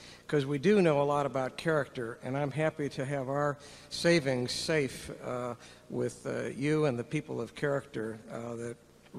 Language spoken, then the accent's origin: English; St. Louis, Missouri, United States; from St. Louis. I'm a fertility doctor in St. Louis.